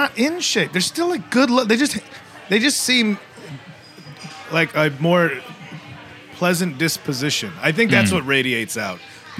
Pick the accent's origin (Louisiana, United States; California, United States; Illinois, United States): Illinois, United States; I'm from Illinois